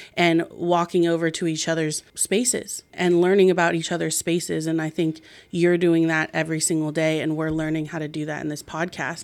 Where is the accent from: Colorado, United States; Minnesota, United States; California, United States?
California, United States; Marin County; growing up biracially here